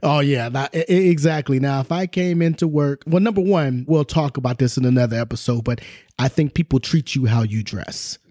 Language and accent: English; Southern California, United States; also born or lived in Oklahoma; I can recall growing up, you know, in Southern California